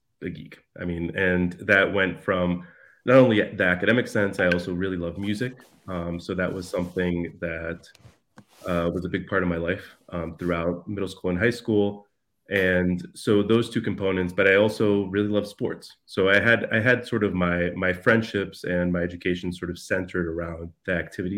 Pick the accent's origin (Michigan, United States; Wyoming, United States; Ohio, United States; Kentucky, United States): Ohio, United States; Youngstown; also born or lived in Amarillo, Texas / Bogota, Colombia / Cartagena, Colombia; now in Chicago, United States; We made our way to Youngstown, Ohio, for my dad to teach for the Youngstown Penguins. And which is where my sister was born, and where, you know, most of our childhood